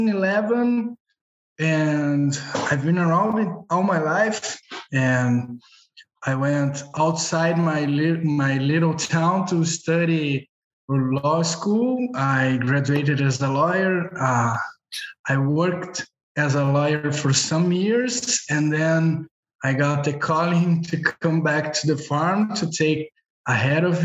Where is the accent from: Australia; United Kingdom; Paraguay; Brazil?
Brazil; I am from Brazil. I am at Brazil now